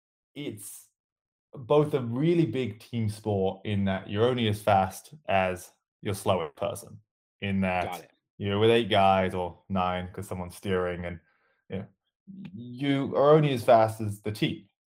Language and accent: English; Birmingham, West Midlands, United Kingdom; now in United States; near Birmingham, middle of England, and moved out to the States about 10 years ago now, which is why my accent's all sorts of funny.